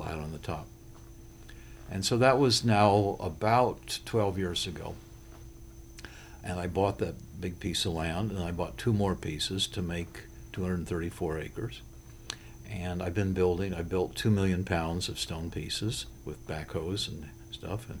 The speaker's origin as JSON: {"language": "English", "region": "Connecticut", "country": "United States", "said": "We're from Connecticut"}